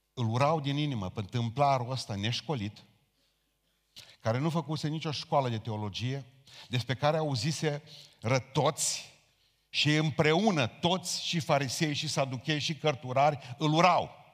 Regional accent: Romania; noi ca români

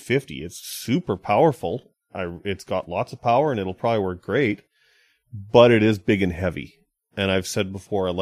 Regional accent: Kamloops, British Columbia, Canada; moved away; my hometown of Kamloops

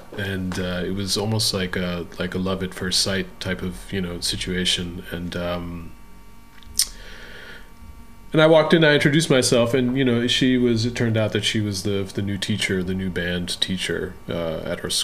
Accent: Litchfield County, Connecticut, United States; I was born and raised in Litchfield County, Connecticut

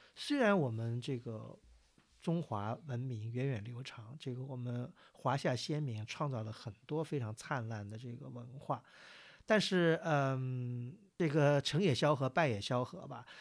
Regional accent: China; 我们中国人

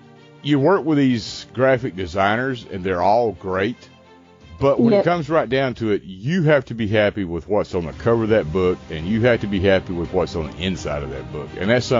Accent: United States; accent: American English; first language English; American English is my native language, and I still have problems with it after 60 years.

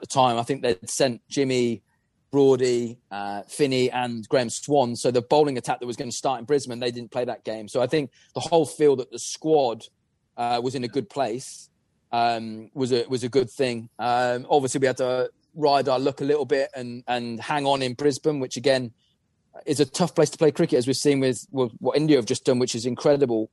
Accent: England, United Kingdom; as an Englishman

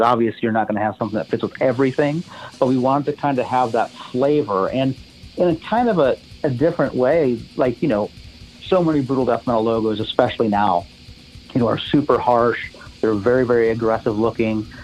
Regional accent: Monroe, Michigan, United States; now in Knoxville, United States; I was born in Monroe, Michigan

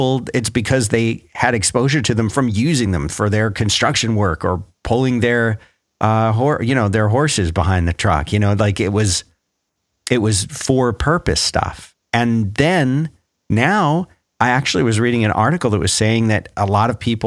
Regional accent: Philadelphia, Pennsylvania, United States; also born or lived in Florida; now in Texas, United States; I remember growing up in Philadelphia, I never saw pickup trucks, never saw them, never. And so when we moved down to Florida

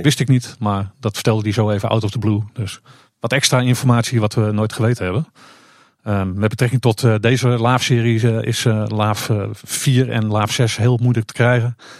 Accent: Purmerend, North Holland, Netherlands; moved away; ik woonde vroeger in Purmerend

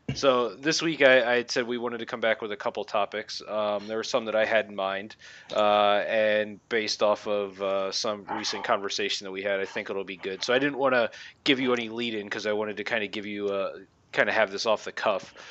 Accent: Philadelphia, Pennsylvania, United States; I grew up in the Philadelphia area

